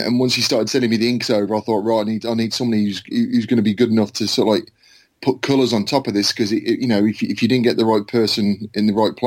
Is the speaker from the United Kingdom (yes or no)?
yes; Worcestershire, West Midlands, United Kingdom; I'm from Worcestershire in England